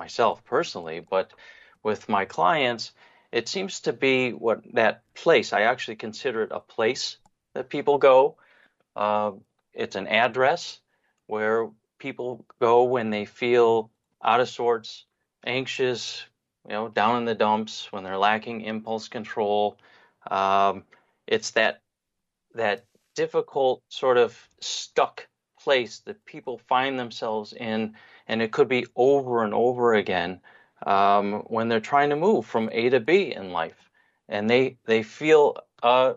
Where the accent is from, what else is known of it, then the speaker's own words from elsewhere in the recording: United States; moved away as an adult; now in Israel; I was born and raised in America